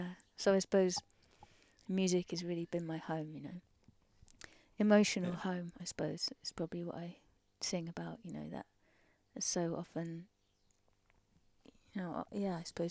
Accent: Surrey, South East England, United Kingdom; moved away as an adult; I grew up in Surrey

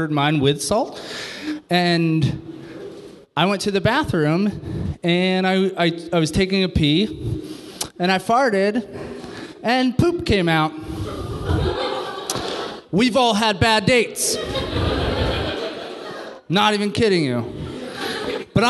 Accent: New York City, New York, United States; moved away; I'm from New York City

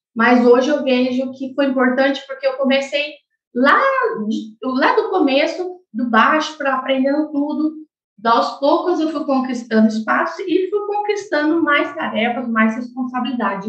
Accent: Chapadão do Sul, Mato Grosso do Sul, Brazil; desde que eu nasci, nós já morávamos em Chapadão do Sul

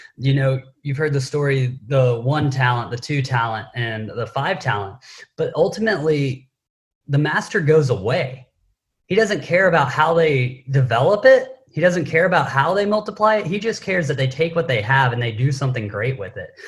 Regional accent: Knoxville, Tennessee, United States; also born or lived in Southern California; now in San Diego, United States; I grew up in Knoxville, Tennessee

